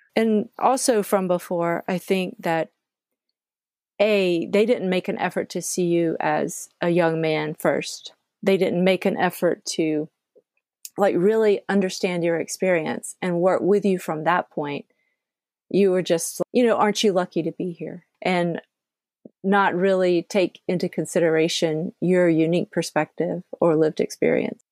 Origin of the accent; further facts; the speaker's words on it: Georgia, United States; I grew up in the South, I grew up in Georgia